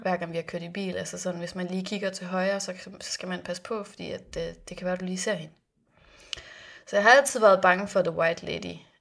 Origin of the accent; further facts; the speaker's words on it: Philippines; now in Denmark; Jeg var barn på Filippinerne